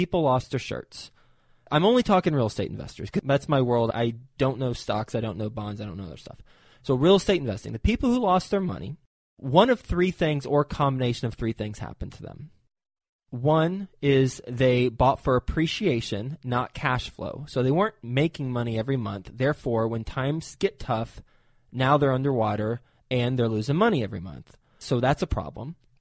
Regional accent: Fort Worth, Texas, United States; also born or lived in New York City; I'm from Fort Worth

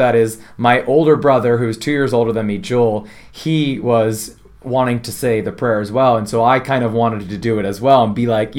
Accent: Windsor, Ontario, Canada; also born or lived in Chicago; now in Toronto, Canada; I grew up in Canada, in the Windsor area, down south a little bit here from Toronto

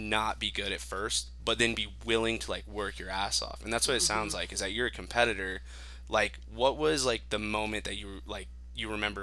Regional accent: Farmington, New Mexico, United States; also born or lived in Albuquerque, New Mexico; now in Las Cruces, United States; I'm from Farmington, New Mexico

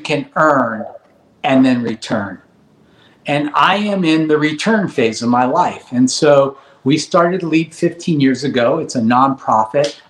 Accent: Los Angeles, California, United States; I grew up in Granada Hills, a family of five

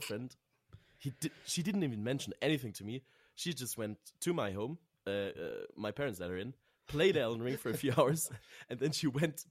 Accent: Switzerland; English is a second language; also born or lived in Berkeley, California; I learned English like back home in Switzerland

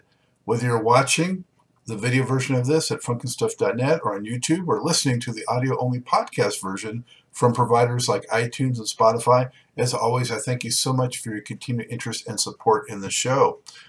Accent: Los Angeles, California, United States; So, I'm from Los Angeles, fellow Los Angelino, as I mentioned to you before we went on air.

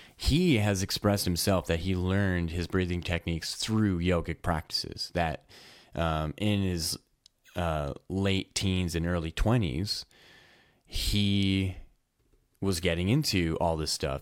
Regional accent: Edmonton, Alberta, Canada; I'm from Edmonton, Alberta. It gets really cold up here

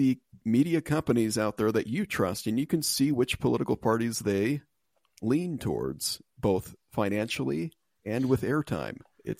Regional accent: United States; I'm American first, sir.

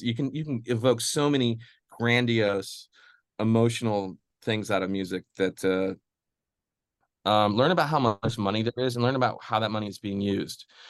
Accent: Midwest, United States; I'm from the Midwest too

